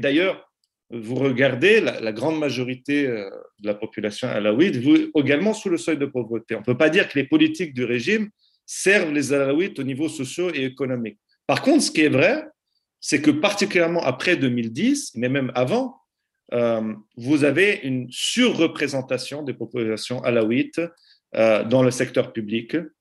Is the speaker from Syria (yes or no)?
yes; Aleppo, Aleppo Governorate, Syria; now in Lausanne, Switzerland; La ville d'où je suis originaire, Alep